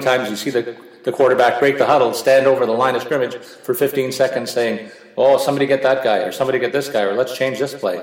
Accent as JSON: {"language": "English", "country": "Canada", "said": "as a Canadian football fan"}